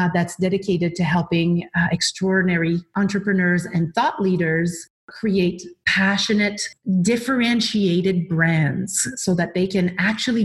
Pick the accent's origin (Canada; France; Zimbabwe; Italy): Canada; Quebec City, Quebec; also born or lived in British Columbia; now in Vancouver Island, Canada; I'm originally from Quebec City, and I moved to BC about 24 years ago